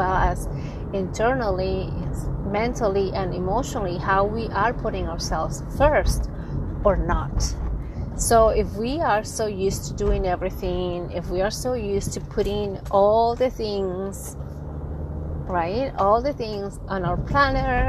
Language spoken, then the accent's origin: English; San Francisco Bay Area, California, United States; I'm from the San Francisco Bay Area.